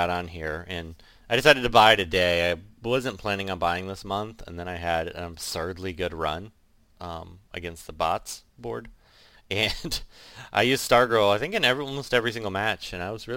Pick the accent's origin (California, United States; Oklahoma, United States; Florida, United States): Florida, United States; I'm from Florida